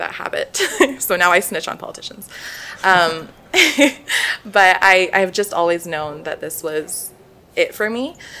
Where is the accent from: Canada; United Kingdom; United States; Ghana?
Canada; Calgary, Alberta; I am born and raised in Calgary